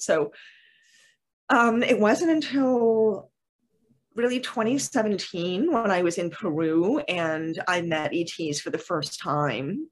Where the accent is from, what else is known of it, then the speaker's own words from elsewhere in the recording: Canada; I am Canadian